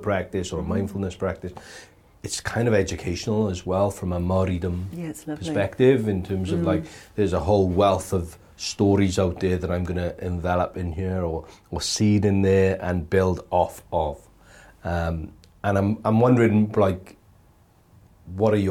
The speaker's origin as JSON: {"language": "English", "country": "United Kingdom", "moved": "yes", "lives_now": "New Zealand", "said": "living in New Zealand and being a Brit"}